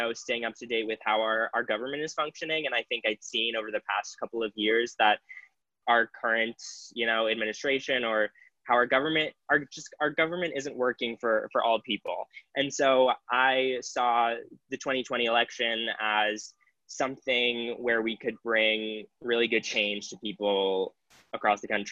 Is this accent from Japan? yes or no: no; New England, United States; I'm from New England. This is where I call home